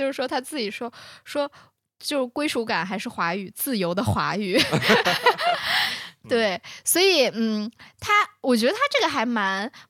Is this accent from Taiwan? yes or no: no; China; 我们不会想说，呃，每每一个时刻都在想说我们去找一下我们中国人身份，因为我们就在我们自己的国家，